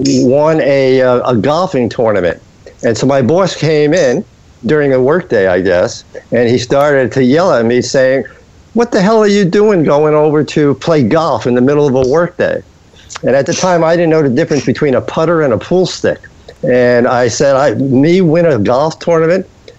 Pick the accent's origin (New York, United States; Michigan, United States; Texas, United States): New York, United States; New York City; also born or lived in Minnesota; now in Corning, United States; I grew up in Brooklyn. I now live in Corning, New York, the Finger Lakes region of New York State.